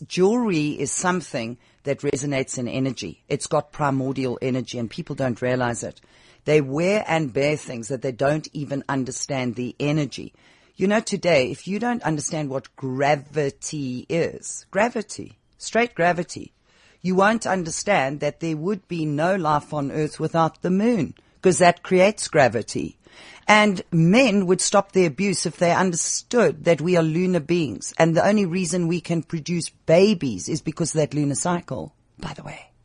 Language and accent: English; South Africa; first language English; We grew up in Africa.